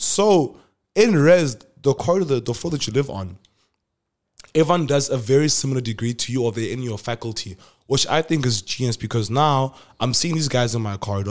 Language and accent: English; Polokwane, Limpopo, South Africa; moved away as an adult; I'm from Polokwane